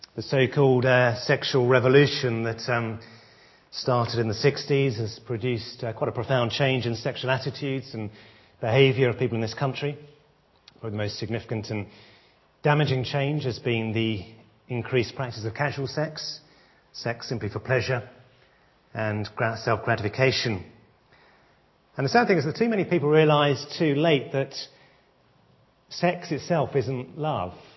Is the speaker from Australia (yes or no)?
no; England, United Kingdom; as British people